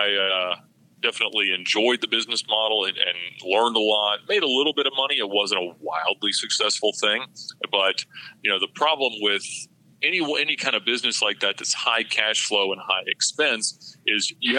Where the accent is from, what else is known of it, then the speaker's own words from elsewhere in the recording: Buford, Georgia, United States; also born or lived in Alpharetta, Georgia / Johns Creek, Georgia; I grew up in Buford, Georgia, about 45 minutes northeast of Atlanta